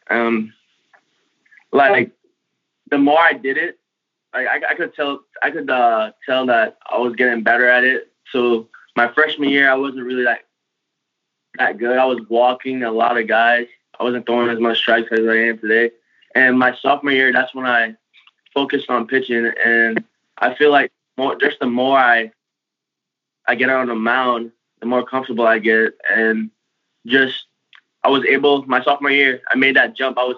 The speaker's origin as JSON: {"language": "English", "country": "U.S. Virgin Islands", "tie": "born or raised there", "also_born_or_lived": "Tampa, United States", "said": "I'm I'm originally from like the Virgin Islands. I was born and raised in the Virgin Islands where we don't see snow, just sand. And and also in Tampa"}